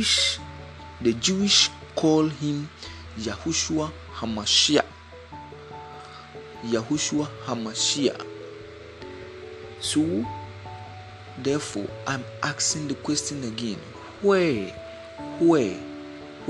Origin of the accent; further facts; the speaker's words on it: Ghana; from Africa, Ghana to be precise